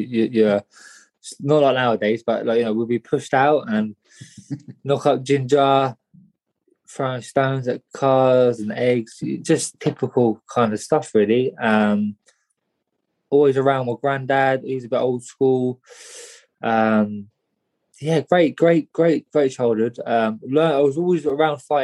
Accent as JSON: {"language": "English", "town": "Luton", "region": "East of England", "country": "United Kingdom", "tie": "born or raised there", "said": "born and bred in Luton, up on Farley Hill Estate."}